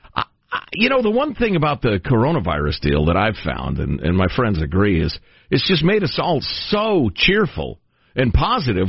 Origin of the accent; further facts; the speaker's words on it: Italy; I was born in Italy myself.